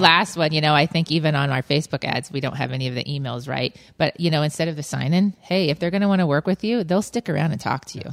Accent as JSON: {"language": "English", "town": "Lakewood", "region": "Colorado", "country": "United States", "tie": "born or raised there", "said": "I grew up in Lakewood"}